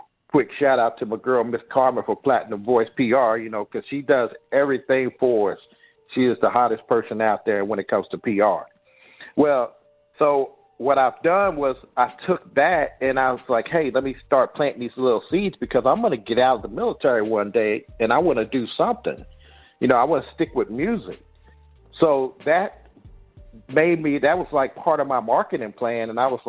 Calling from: Saudi Arabia; So I'm calling from Saudi Arabia right now.

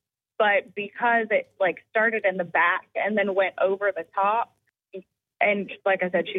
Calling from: Goose Creek, South Carolina, United States; I'm from Goose Creek.

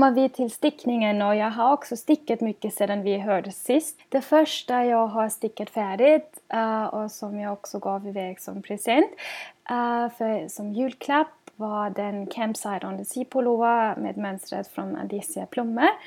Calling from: Gothenburg, Västra Götaland, Sweden; och jag kommer till er från Göteborg i Sverige.

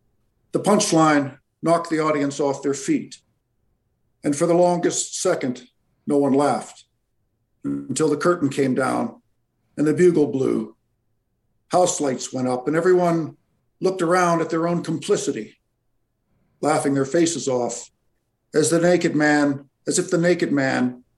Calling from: Alberta, Canada; I'm calling from Alberta, Canada.

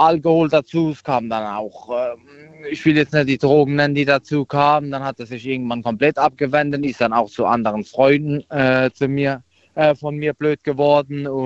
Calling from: Aglasterhausen, Baden-Württemberg, Germany; Ich komme aus der Aklasterhausen.

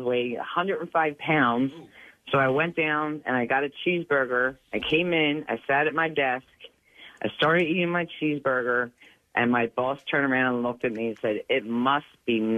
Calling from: Jacksonville, Florida, United States; I'm calling from Jacksonville, Florida.

